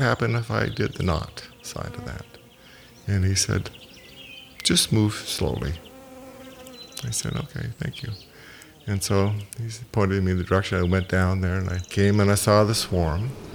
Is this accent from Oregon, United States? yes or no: yes; Portland, Oregon, United States; also born or lived in Vancouver, Canada; my family moved when I was five from, from Vancouver to Portland, Oregon